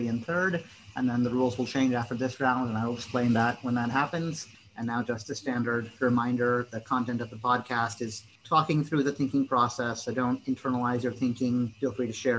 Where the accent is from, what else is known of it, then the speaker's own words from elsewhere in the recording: Springfield, Illinois, United States; now in Vancouver, United States; originally from Springfield, Illinois. I live in Vancouver, Washington